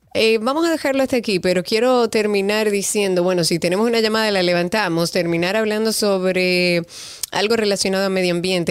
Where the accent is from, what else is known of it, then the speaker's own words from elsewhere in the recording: Dominican Republic; A nosotros como dominicanos